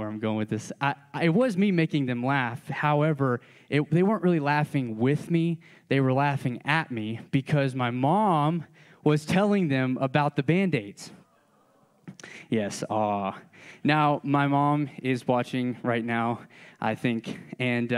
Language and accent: English; Georgia, United States; I'm from Georgia